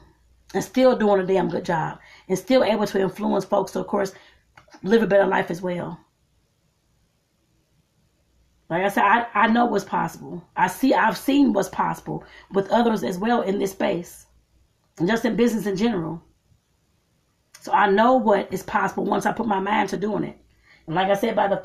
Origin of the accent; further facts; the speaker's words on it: United States; starting here in my home country